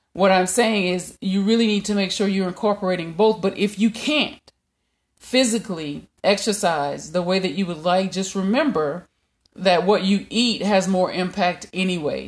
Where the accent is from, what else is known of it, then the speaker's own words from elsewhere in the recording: Louisiana, United States; I'm from Louisiana